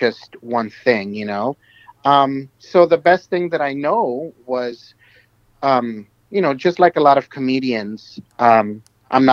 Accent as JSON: {"language": "English", "town": "Los Angeles", "region": "California", "country": "United States", "tie": "born or raised there", "also_born_or_lived": "Apopa, El Salvador / Jayaque, El Salvador", "said": "growing up in the in this part of the San Fernando Valley"}